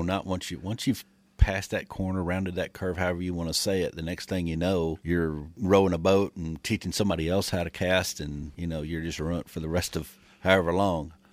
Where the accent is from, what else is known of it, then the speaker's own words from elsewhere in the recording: Michigan, United States; moved away; I grew up in Michigan, and we had basically in our backyard we had ponds